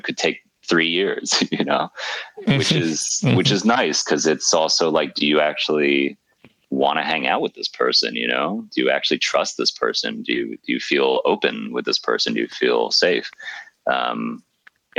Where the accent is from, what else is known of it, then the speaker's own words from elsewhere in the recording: New York, United States; now in Berlin, Germany; being a New Yorker